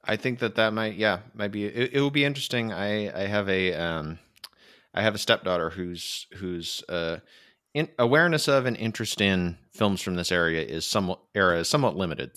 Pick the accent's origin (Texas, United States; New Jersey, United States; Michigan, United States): Michigan, United States; now in California, United States; I grew up in Michigan, which is an extremely flat place